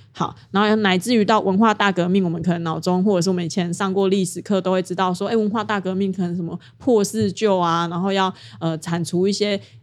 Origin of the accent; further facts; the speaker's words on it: Taiwan; 我身为台湾人真好，我一定要当 就是一个堂堂正正的台湾人